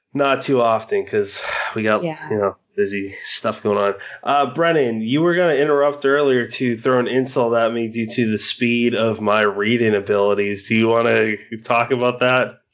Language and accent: English; Massachusetts, United States; moved away; lived in Massachusetts